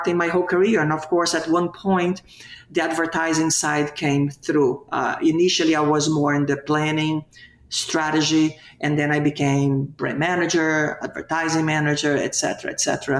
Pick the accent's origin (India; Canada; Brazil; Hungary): Brazil; now in Miami, United States; I was born and raised in Brazil, in South America